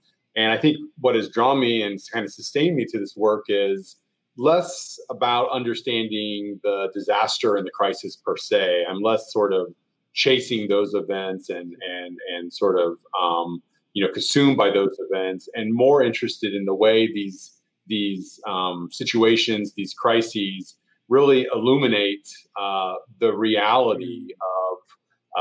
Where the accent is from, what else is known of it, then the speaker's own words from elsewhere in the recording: Oklahoma, United States; moved away as an adult; now in Columbia, Missouri, United States; I grew up in Oklahoma, which is a pretty disastrous place